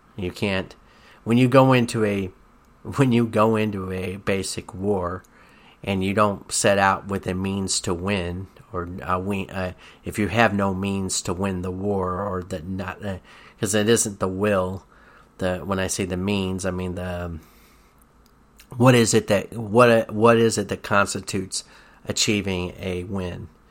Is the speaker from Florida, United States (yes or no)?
no; Tennessee, United States; when I was growing up in Tennessee